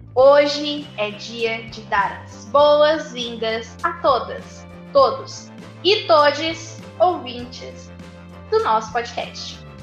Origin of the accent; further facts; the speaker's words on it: Campo Grande, Mato Grosso do Sul, Brazil; 30 anos, nascida e criada em Campo Grande, Mato Grosso do Sul.